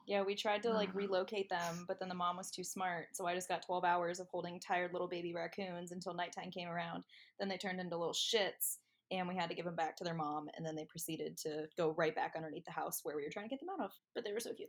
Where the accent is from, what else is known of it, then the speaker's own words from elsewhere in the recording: Medina, Ohio, United States; moved away as an adult; now in Columbus, United States; I am originally from Medina, Ohio, um, the 330, dirty 330, whatever you want to call it um, hashtag hometown pride